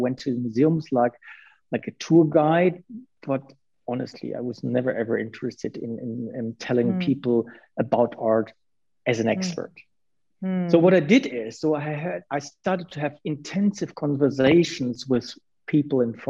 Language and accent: English; Münster, North Rhine-Westphalia, Germany; I went to the Art Academy in my hometown, Münster